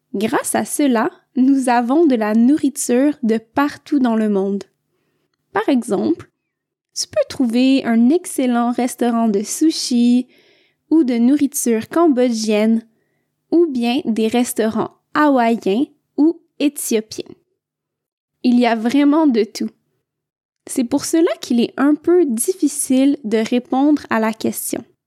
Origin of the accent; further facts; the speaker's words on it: Quebec, Canada; je viens du Québec